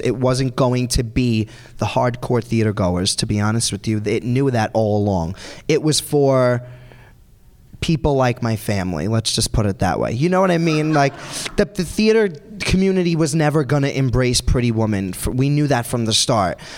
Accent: New York City, New York, United States; I grew up on Staten Island where everyone is kind of like me. They all like just are tan. They have accents like me.

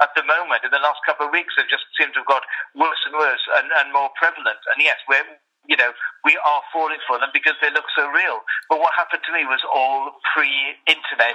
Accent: Wales, United Kingdom; now in London, United Kingdom; I'm originally from Wales. That's sort of my background, and been living in London for a while

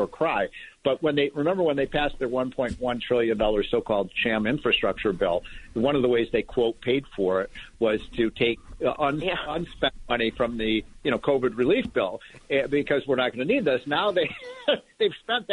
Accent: Chicago, Illinois, United States; I'm from Chicago

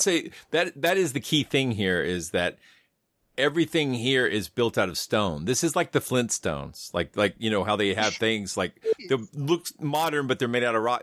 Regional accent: the South, United States; growing up in the South

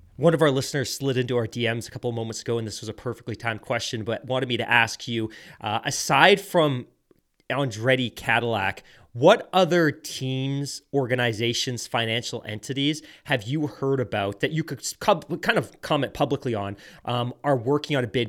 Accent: South Devon, South West England, United Kingdom; I grew up in Sev-, South Devon

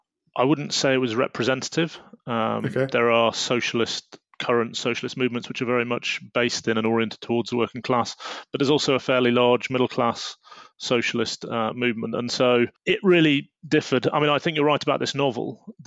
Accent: United Kingdom; as a Brit, it's relatively unusual at the time to be calling for the overthrow of the monarchy

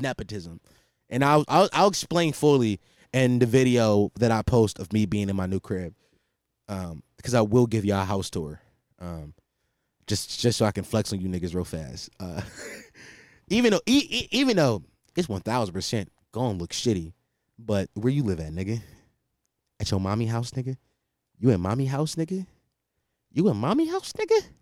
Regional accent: Philadelphia, Pennsylvania, United States; especially in this city where I'm from, like, I'm from Philadelphia.

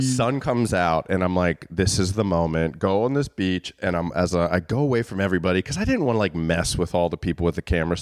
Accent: Maryland, United States; the J C C near my hometown, the Jewish Community Center, would, like, have shows.

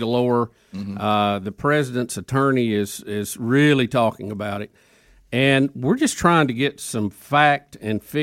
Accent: United States; as an American

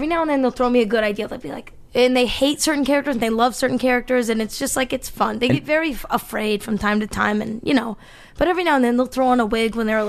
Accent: Tigard, Oregon, United States; moved away as an adult; also born or lived in San Diego; now in Los Angeles, United States; I grew up in Tigard and then I went to San Diego State

